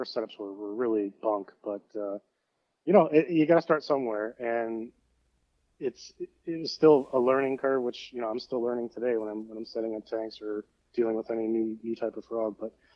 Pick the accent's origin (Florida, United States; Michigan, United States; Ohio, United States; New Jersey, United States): Ohio, United States; Northeast; growing up in Northeast Ohio